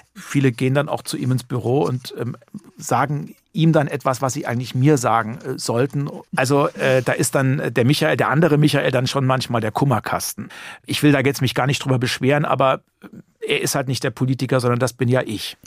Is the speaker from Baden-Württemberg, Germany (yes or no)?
no; Heringen, Hesse, Germany; ich bin wirklich in Heringen geboren, aufgewachsen, zur Schule gegangen